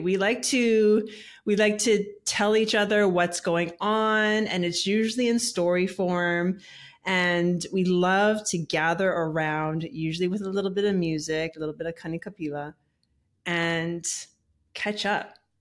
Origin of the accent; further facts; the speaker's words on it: Hawaii, United States; now in Tennessee, United States; I was born and raised in Hawaii as well